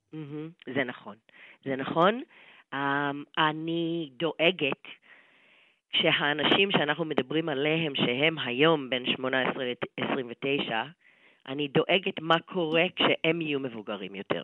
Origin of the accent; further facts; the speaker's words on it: United States; בתור אמריקאית